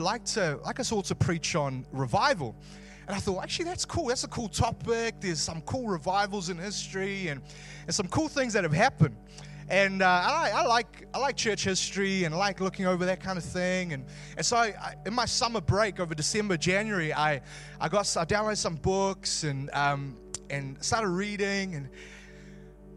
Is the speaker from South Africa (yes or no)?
yes; South Africa; now in Wellington, New Zealand; I'm originally South African